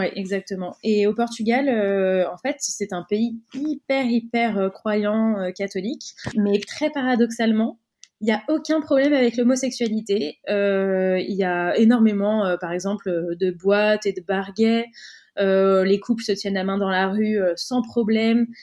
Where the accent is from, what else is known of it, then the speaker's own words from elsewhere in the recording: Cannes, Provence-Alpes-Côte d'Azur, France; moved away; la ville d'où on vient, donc nous on est originaire de Cannes, dans le sud de la France